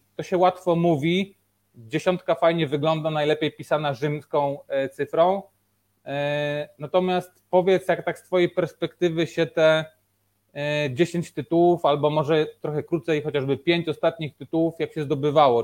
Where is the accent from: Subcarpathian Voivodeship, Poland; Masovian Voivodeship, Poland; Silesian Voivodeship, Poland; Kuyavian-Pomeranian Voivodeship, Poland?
Subcarpathian Voivodeship, Poland; Rzeszów; ja jestem z Rzeszowa